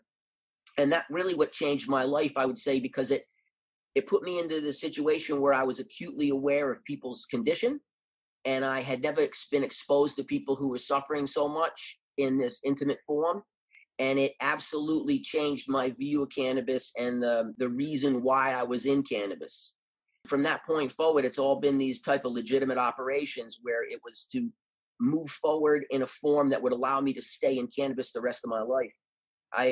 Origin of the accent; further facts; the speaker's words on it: Rhode Island, United States; moved away; also born or lived in Oakland, California; I was from Rhode Island, where we're predominantly white